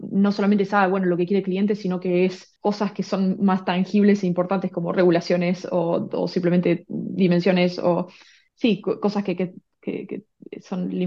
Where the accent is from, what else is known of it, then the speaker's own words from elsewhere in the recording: Argentina; moved away as an adult; now in Vancouver, Canada; Sí, bueno, como bien dijiste, soy, soy argentina. Eh, estuve la mayor parte de mi vida en Argentina, pero viví en un montón de países y bueno, ahora el que toca es, es, Canadá. Estoy acá en Vancouver hace dos años